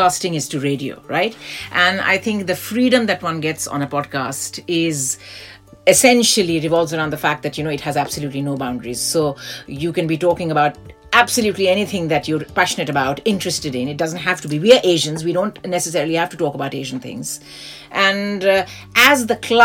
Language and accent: English; India; now in United Kingdom; I grew up in India